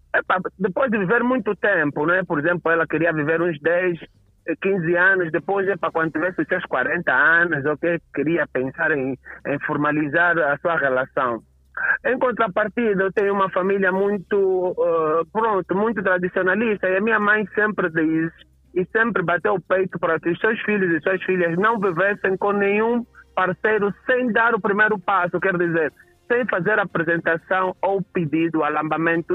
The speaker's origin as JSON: {"language": "Portuguese", "area": "Catambor", "region": "Luanda Province", "country": "Angola", "tie": "born or raised there", "said": "eu cresci no centro da cidade, no Catambor"}